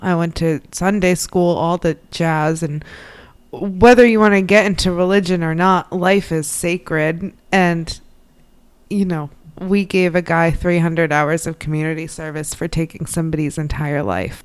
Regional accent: Midwest, United States; now in New England, United States; I'm from the Midwest

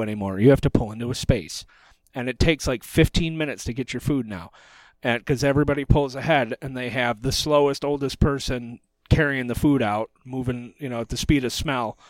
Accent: Michigan, United States; We're from Michigan

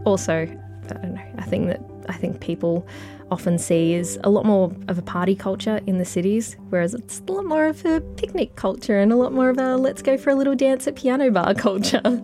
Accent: Mildura, Victoria, Australia; also born or lived in Melbourne; now in Bendigo, Australia; I grew up in Mildura

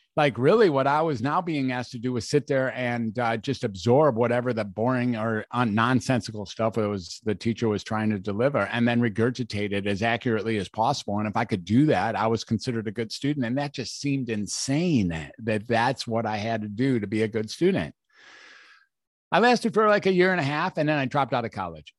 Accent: Detroit, Michigan, United States; I was born in Detroit, Michigan

